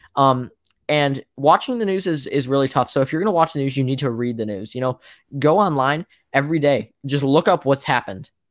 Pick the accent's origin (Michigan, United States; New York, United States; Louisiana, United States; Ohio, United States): Ohio, United States; I'm from Ohio